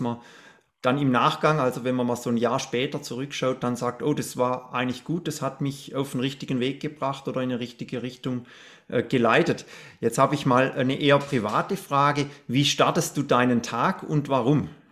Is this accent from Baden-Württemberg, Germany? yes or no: yes; Black Forest, Baden-Württemberg, Germany; bei mir in der Straße, wo ich aufgewachsen bin